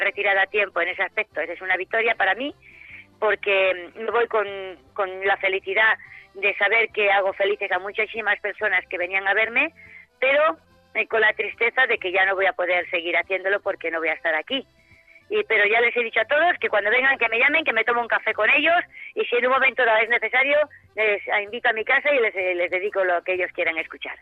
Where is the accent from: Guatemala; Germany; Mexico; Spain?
Spain; Cáceres, Extremadura; soy de Cáceres, soy extremeña